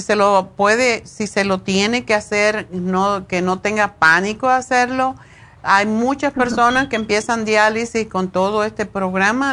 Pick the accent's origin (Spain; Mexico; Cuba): Cuba; moved away; yo me fui de Cuba hace como 100 años